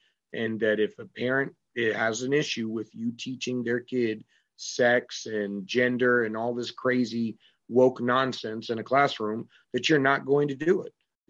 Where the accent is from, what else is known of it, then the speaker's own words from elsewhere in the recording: New Hampshire, United States; also born or lived in England / Dayton, Ohio; I was born in England when my parents were still active duty, and then raised on Wright-Patterson Air Force Base in Dayton, Ohio. I grew up here in New England and New Hampshire